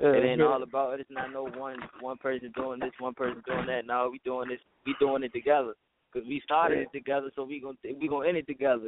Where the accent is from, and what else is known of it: Richmond, Virginia, United States; born or raised there